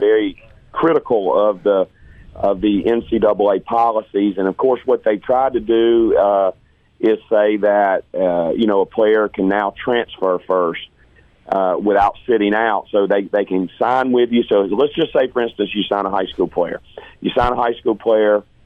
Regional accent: Hattiesburg, Mississippi, United States; growing up in Hattiesburg

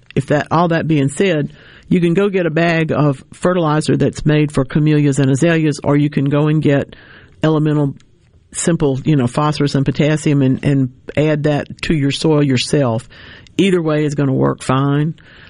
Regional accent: North Louisiana, United States; I grew up in North Louisiana.

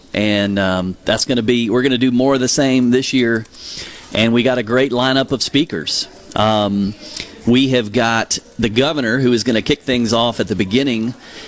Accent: Laurel, Mississippi, United States; You know, growing up in Laurel, I just thought Mississippi was the best place on the planet.

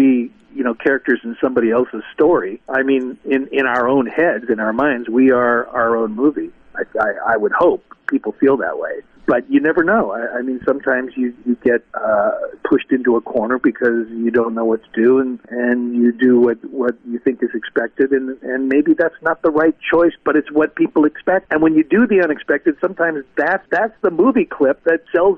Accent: Seattle, Washington, United States; I grew up in Seattle

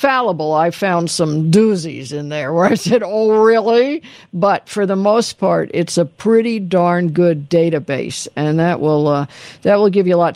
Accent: Los Angeles, California, United States; also born or lived in San Diego; I was from Los Angeles

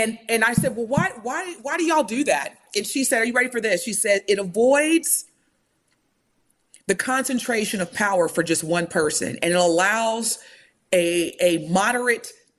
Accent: United States; I'm Black in America, I'm still American

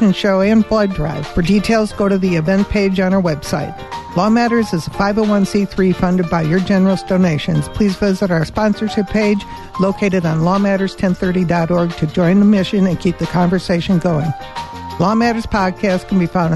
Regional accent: Chicago, Illinois, United States; now in Arizona, United States; I'm from Chicago

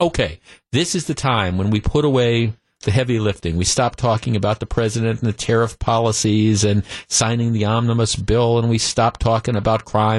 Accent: Glendale, Wisconsin, United States; I grew up in Glendale.

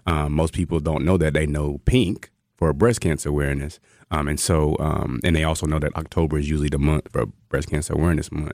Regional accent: rural North Carolina, United States; moved away as an adult; also born or lived in Georgia / Texas; now in Wisconsin, United States; I'm originally from North Carolina, rural North Carolina, like chicken houses

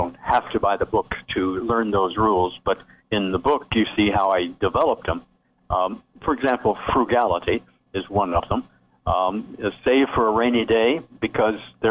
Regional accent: the Ozarks of Missouri, United States; moved away; also born or lived in Ohio; I grew up in the Ozarks of Missouri and on a farm.

